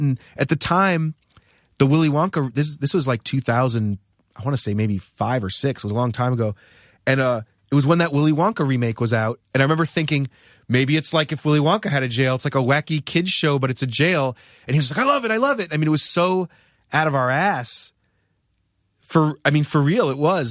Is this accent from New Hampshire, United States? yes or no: yes; New Hampshire, United States; moved away as an adult; also born or lived in Rhode Island; I grew up in New Hampshire.